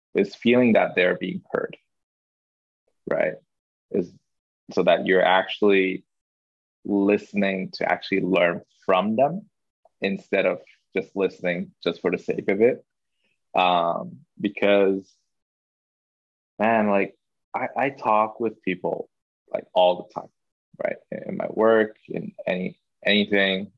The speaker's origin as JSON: {"language": "English", "country": "Hong Kong", "tie": "born or raised there", "first_language": "Chinese", "second_language": "English", "moved": "yes", "lives_now": "Japan", "said": "I went to a, a local school in Hong Kong where the the lessons and classes were basically taught in Mandarin, Mandarin Chinese. So English wow. wasn't even my first language"}